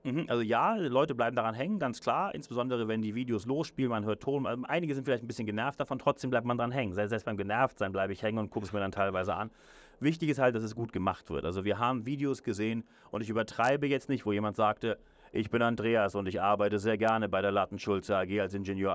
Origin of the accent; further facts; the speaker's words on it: Hamburg, Germany; also born or lived in Berlin / London; now in Zürich, Switzerland; Ich selber ich bin gebürtiger Hamburger, habe dann in Berlin gelebt, heute wohne ich in Zürich und London